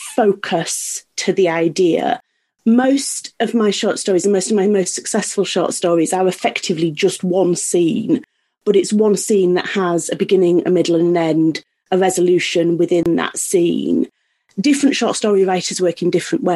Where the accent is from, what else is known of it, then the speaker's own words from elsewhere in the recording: Yorkshire and the Humber, United Kingdom; I'm from North Yorkshire